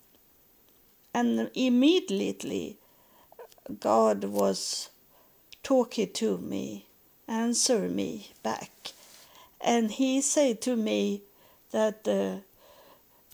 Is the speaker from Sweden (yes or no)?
yes; Sweden; English is a second language; moved away as an adult; also born or lived in United States; to go back to my home country, Sweden